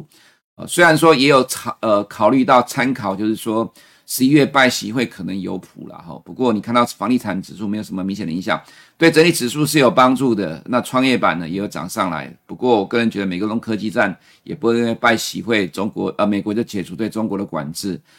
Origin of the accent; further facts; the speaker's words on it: Taiwan; 奇怪，我们台湾人常常用了两百四十天的均线年线